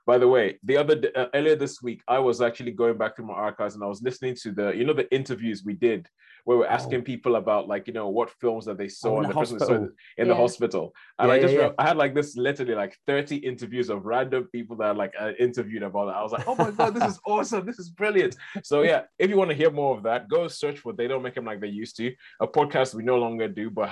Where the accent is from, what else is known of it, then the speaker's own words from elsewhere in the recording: Nigeria; I'm from Nigeria